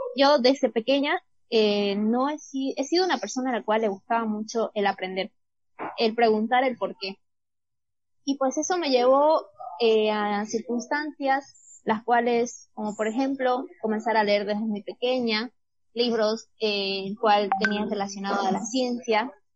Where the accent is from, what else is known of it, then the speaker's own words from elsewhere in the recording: Bolivia; quedarme en Bolivia y estudiar esta carrera